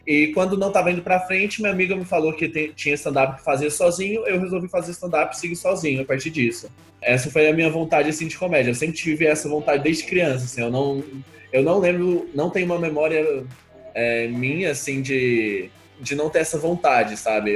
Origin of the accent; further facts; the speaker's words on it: Goiânia, Goiás, Brazil; eu sou de Goiânia